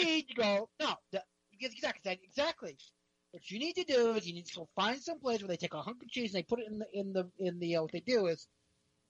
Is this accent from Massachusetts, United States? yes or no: no; New Jersey, United States; moved away; I'm from Jersey.